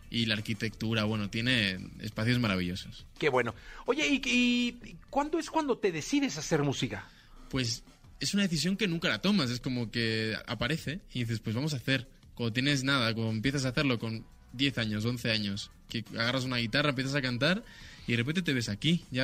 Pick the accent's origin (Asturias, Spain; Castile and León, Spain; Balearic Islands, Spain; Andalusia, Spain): Balearic Islands, Spain; Ibiza; born there; Yo nací en Ibiza y con cuatro años mis padres